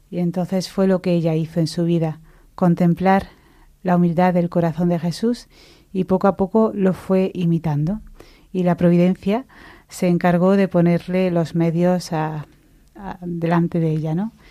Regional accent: Mancha Real, Andalusia, Spain; moved away; vengo de una familia cristiana, em, pero mi, mi, fe se despertó pues en mi parroquia, en mi pueblo.

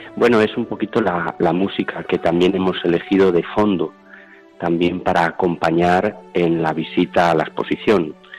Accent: Medina del Campo, Castile and León, Spain; now in Toledo, Spain; soy de Medina del Campo

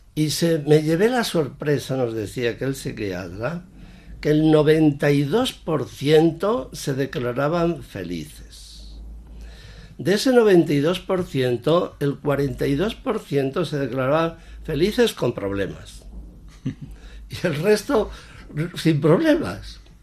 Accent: Sanchidrián, Castile and León, Spain; párroco de mi pueblo, San Chidrián.

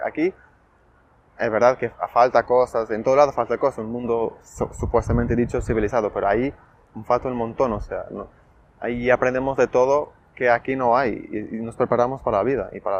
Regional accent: Portugal; soy de Portugal y estudio medicina en el cuarto curso

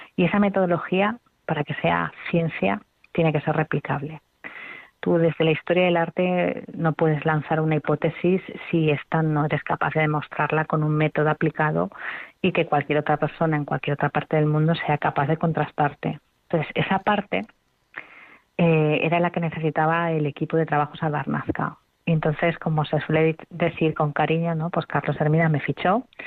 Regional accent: Spain; yo como, como española y que, y que amo mi lengua

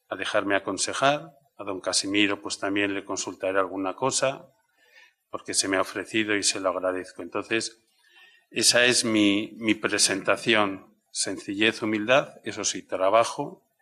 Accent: Castellón, Valencian Community, Spain; moved away as an adult; cuando me fui la primera vez de Castellón en el año 94, éramos jóvenes, yo estaba con los jóvenes, estábamos así afectivamente tocados todos, dije, la historia de mi vida, Castellón, tendrá la portada de mi libro.

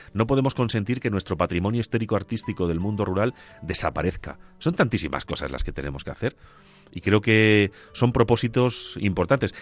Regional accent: Agudo, Castilla-La Mancha, Spain; moved away; Recuerdo cuando era niño y pasaba las navidades en mi pueblo, en Agudo, en compañía de mis padres y de mis abuelos.

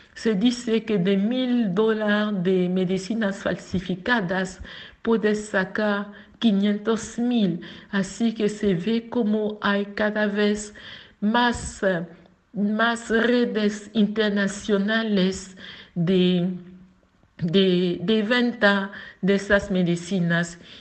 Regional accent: Abidjan, Côte d’Ivoire; Spanish is a second language; Nací en Abidjan, en Côte d'Ivoire

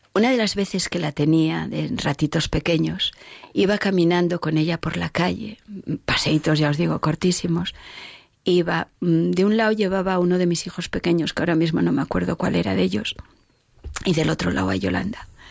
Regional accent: Oviedo, Asturias, Spain; yo soy de Oviedo

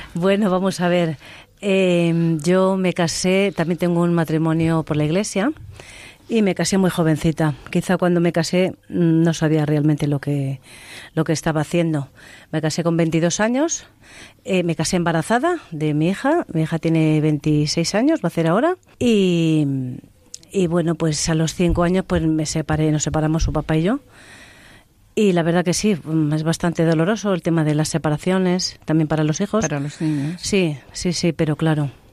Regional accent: Cantimpalos, Castile and León, Spain; estuve 14 años con las monjas hijas de la caridad. en, Segovia? Eh, sí, en, en, Cantimpalos, en mi pueblo

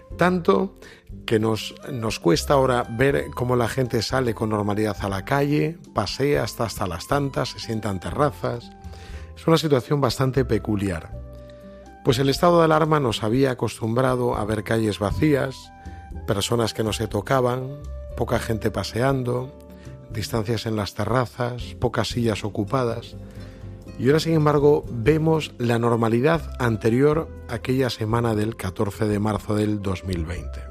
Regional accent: Galicia, Spain; yo que soy muy gallego

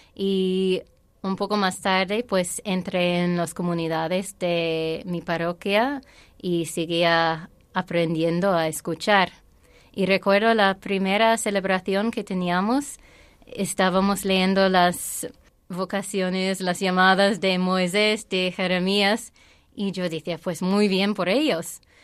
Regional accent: Ireland; Spanish is a second language; moved away; also born or lived in Saudi Arabia; Pero luego, a volver a Irlanda, mi vida de fe sí fue muy convencional

